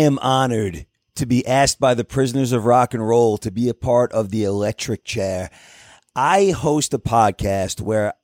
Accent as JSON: {"language": "English", "region": "New York", "country": "United States", "said": "I'm from New York"}